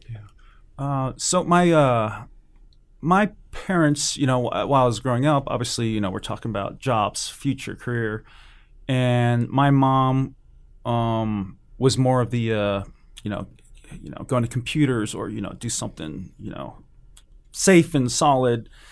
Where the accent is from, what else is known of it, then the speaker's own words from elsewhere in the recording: California, United States; also born or lived in Hawaii / San Jose / Oakland; I was born in Hawaii, and I don't remember any of that. We moved to, uh, California, my family